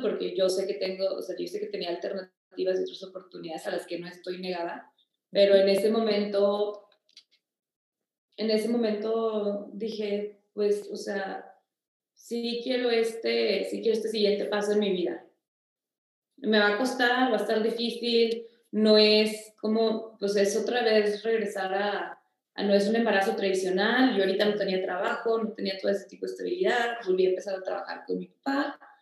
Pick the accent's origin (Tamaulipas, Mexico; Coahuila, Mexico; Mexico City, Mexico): Coahuila, Mexico; Torreón; yo nací en Torreón el 16 de junio